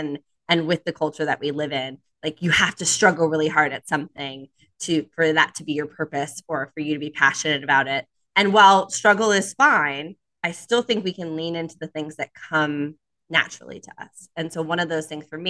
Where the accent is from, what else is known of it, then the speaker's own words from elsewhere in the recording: Miami, Florida, United States; moved away as an adult; also born or lived in Naples, Florida; now in Charlotte, United States; I'm from Miami, Florida. I moved to Charlotte 2 years ago after a solo travel journey. I lived in Miami, Florida until I was 30 years old